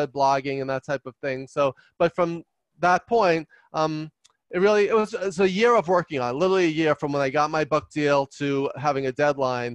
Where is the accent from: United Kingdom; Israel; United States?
United States; New York; I talk fast and loud because I'm from New York